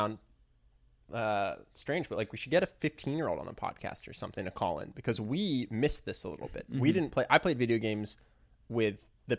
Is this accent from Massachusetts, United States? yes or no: no; Philadelphia, Pennsylvania, United States; accent: Philadelphia; Here I am with my Philadelphia accent.